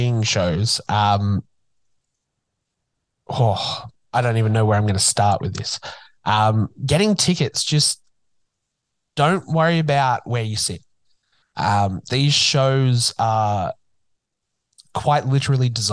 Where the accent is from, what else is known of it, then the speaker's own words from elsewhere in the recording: Newcastle, New South Wales, Australia; it's coming to my hometown. First professional production in Newcastle in forever